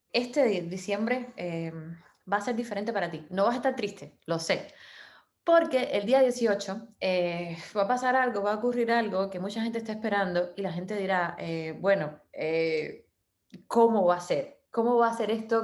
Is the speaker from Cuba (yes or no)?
yes; Cuba; somos cubanas, yo soy muy rubia